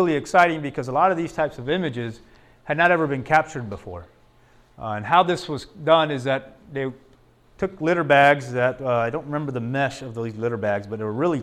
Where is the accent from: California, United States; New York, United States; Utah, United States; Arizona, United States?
Arizona, United States; Tucson; just outside of Tucson, an area where I'm from